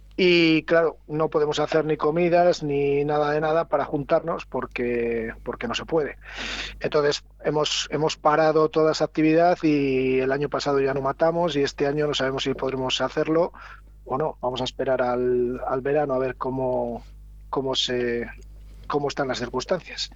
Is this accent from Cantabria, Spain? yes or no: no; Villanubla, Castile and León, Spain; Soy de Villanula